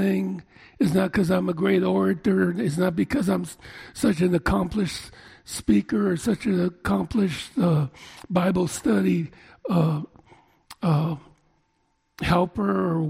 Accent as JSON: {"language": "English", "town": "Oakland", "region": "California", "country": "United States", "tie": "born or raised there", "said": "born and raised in East Oakland"}